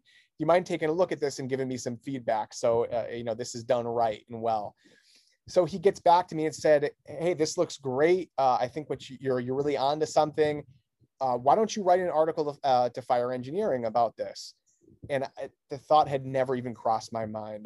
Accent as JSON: {"language": "English", "town": "Newington", "region": "Connecticut", "country": "United States", "tie": "born or raised there", "said": "the town that I grew up in, in Newington, Connecticut"}